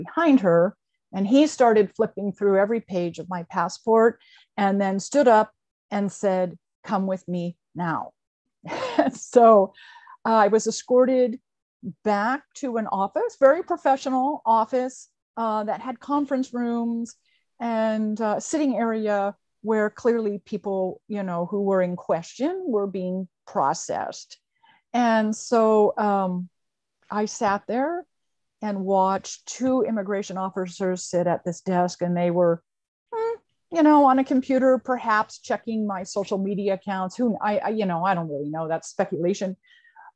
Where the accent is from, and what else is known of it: Burlington, Vermont, United States; born or raised there